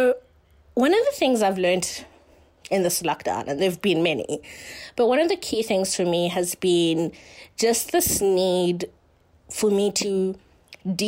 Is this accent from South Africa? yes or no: yes; Johannesburg, Gauteng, South Africa; I come from Joburg, South Africa